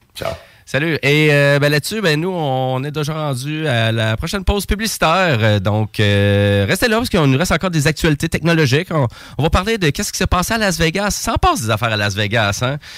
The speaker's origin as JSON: {"language": "French", "town": "Saint-Georges", "region": "Quebec", "country": "Canada", "said": "je viens de Saint-Georges de Beauce"}